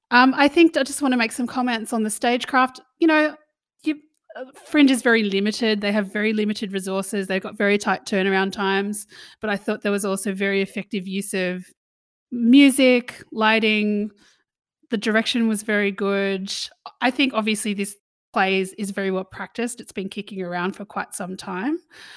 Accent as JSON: {"language": "English", "town": "Sydney", "region": "New South Wales", "country": "Australia", "moved": "yes", "lives_now": "Melbourne, Australia", "said": "I'm from Sydney, man."}